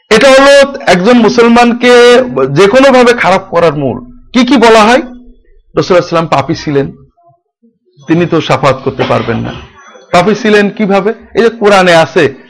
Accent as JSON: {"language": "Bangla", "area": "Jhenaidah District, greater Jessore", "region": "Khulna Division", "country": "Bangladesh", "tie": "born or raised there", "also_born_or_lived": "Dhaka, Bangladesh / Riyadh, Saudi Arabia", "moved": "as an adult", "lives_now": "Kushtia, Bangladesh", "said": "আমার বাড়ি যশোর বৃহত্তর যশোর জেলার ঝিনাইদহ জেলায় আমার জন্মস্থান বাড়ি"}